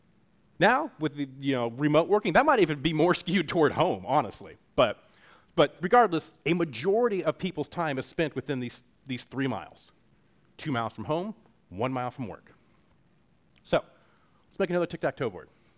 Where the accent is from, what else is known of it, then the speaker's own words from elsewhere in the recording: Western Washington, United States; moved away as an adult; I grew up in Western Washington